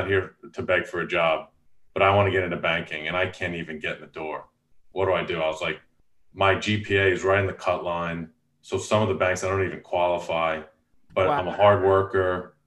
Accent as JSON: {"language": "English", "area": "Long Island", "region": "New York", "country": "United States", "tie": "born or raised there", "moved": "yes", "said": "I grew up in Long Island, New York, was a golfer in a golfing family"}